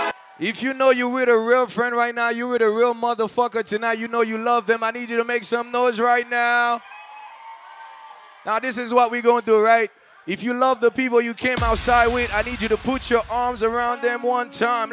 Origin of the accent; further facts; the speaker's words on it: New York City, New York, United States; You know I'm from New York City. I can't leave here without playing this.